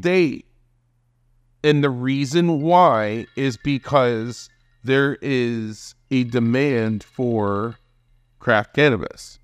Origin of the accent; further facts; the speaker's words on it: Hamburg, New York, United States; in Hamburg, right outside of Buffalo, in the suburbs